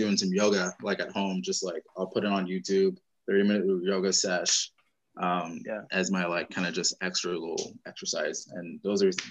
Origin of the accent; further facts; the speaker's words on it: West Coast, United States; we're all from the West Coast